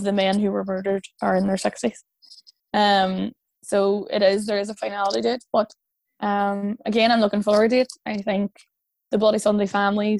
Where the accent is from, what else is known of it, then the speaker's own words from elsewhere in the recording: Ireland; I am incredibly proud to be Irish